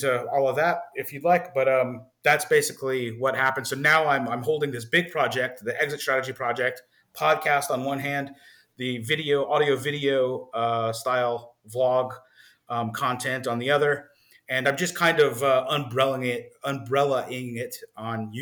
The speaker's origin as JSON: {"language": "English", "town": "New Orleans", "region": "Louisiana", "country": "United States", "tie": "born or raised there", "said": "I hail from New Orleans, Louisiana"}